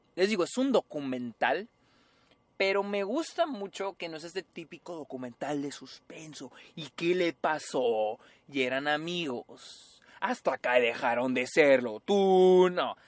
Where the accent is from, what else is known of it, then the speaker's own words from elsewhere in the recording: Mexico; todos somos mexicanos